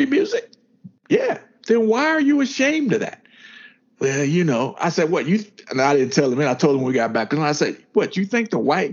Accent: the South, United States; we grew up in the South

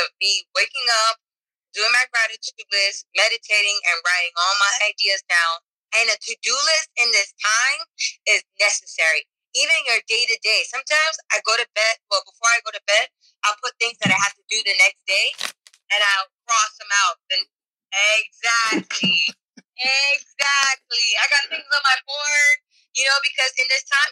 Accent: New York, United States; I'm Afro-Latina, so I'm Dominican, I'm Haitian, I'm from New York

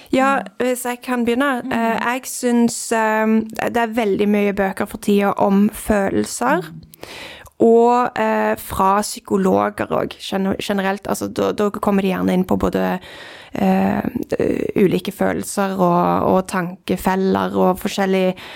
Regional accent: Norway; jeg er født i Norge

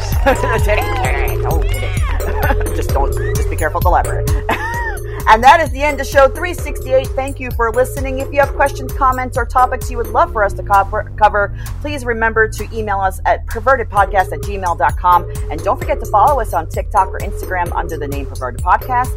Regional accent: New York, United States; me growing up in New York

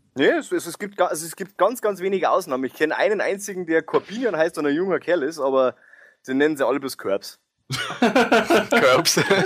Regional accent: Bavaria, Germany; bei uns in Bayern

